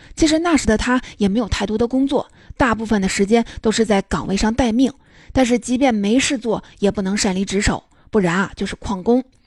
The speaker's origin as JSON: {"language": "Chinese", "country": "China", "said": "我们中国人也接受了以理性为核心的这一套哲学"}